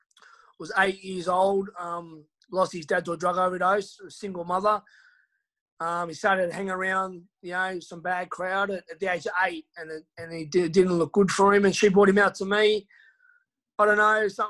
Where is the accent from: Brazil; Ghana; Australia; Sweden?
Australia; Hobart, Tasmania; moved away as an adult; my hometown of Hobart